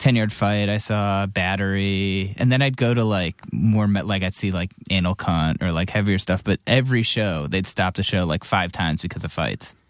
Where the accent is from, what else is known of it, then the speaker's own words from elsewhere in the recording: Cleveland, Ohio, United States; I'm from Cleveland, which was sort of violent.